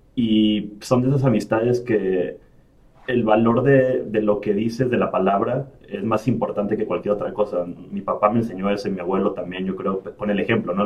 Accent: Emiliano Zapata, Tabasco, Mexico; moved away as an adult; also born or lived in Mexico City / Villahermosa / Monterrey / Rennes; now in Ireland; crecí y viví 15 años en un pueblo que se llama Emiliano Zapata en el estado de Tabasco

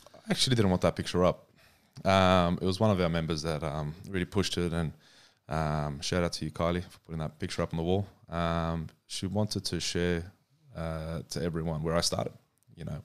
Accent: Australia; we're from Australia

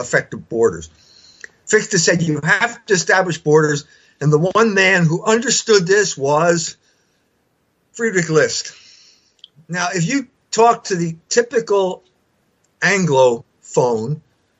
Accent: United States; I'm an American because my German ancestors couldn't make any money over there

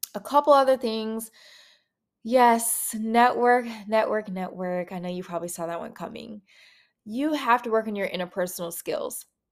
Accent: Minneapolis, Minnesota, United States; moved away as an adult; now in Atlanta, United States; I'm from Minneapolis, Minnesota, born and raised.

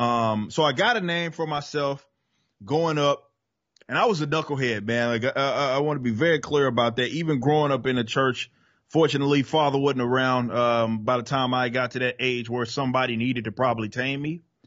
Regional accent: Dallas, Texas, United States; accent: Southern; I was born and raised in Dallas, Texas

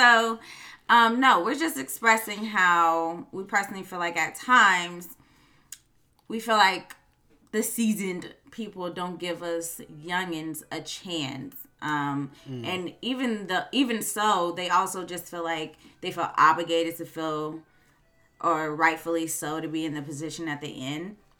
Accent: Chicago, Illinois, United States; I am from Chicago and I cannot help my slang or my accent.

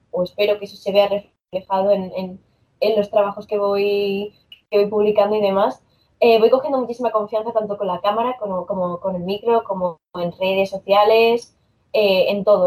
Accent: Asturias, Spain; yo soy de aquí de Asturias

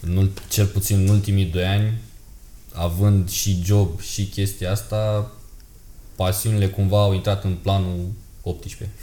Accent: Romania; noi suntem din România

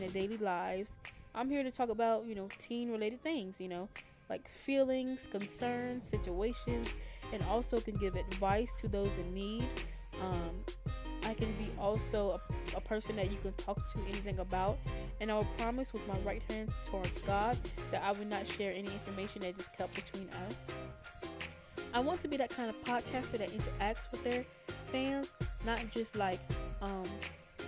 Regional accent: North Carolina, United States; So I'm 17 years old, and I'm from North Carolina.

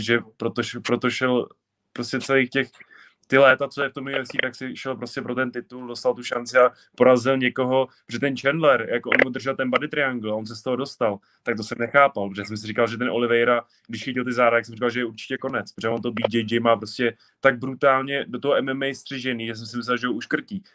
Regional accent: Czechia; jsem Čech

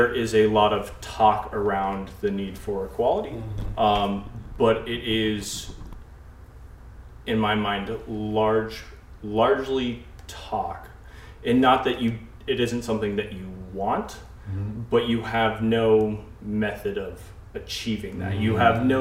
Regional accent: West Coast, United States; moved away; I am from the West Coast

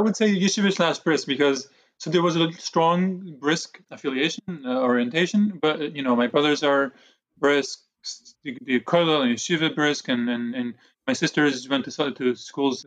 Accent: Jerusalem, Jerusalem District, Israel; also born or lived in Brooklyn, New York, United States; now in United States; my parents moved me to Israel with themselves and my two older brothers. And that's where I, Jerusalem. That's where I grew up.

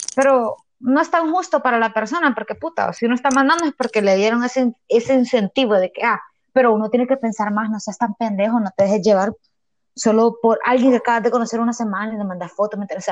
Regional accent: Honduras; yo soy hondureña

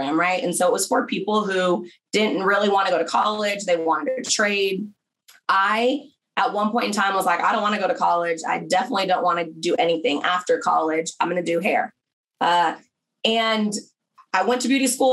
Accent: small town outside LA, Southern California, United States; moved away as an adult; also born or lived in Berkeley, California / Oklahoma / Atlanta; I'm from Southern California originally. So I grew up in kind of a small town outside

